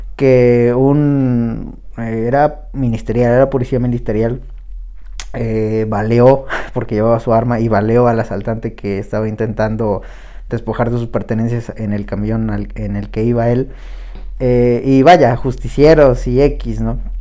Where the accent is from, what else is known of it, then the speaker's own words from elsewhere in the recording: Mexico; somos mexicanos